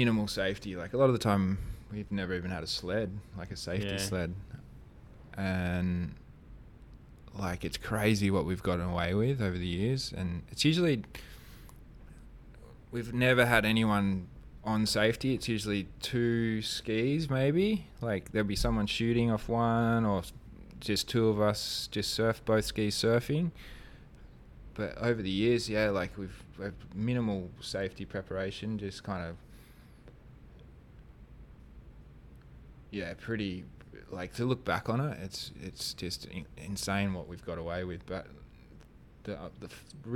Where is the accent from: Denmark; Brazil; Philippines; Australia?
Australia; Kalbarri, Western Australia; growing up in Kalbarri, and we had, like, really good reefs